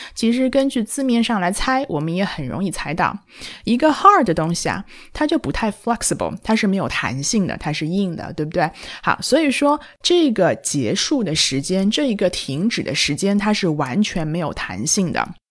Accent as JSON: {"language": "Chinese", "country": "China", "said": "我们中国人"}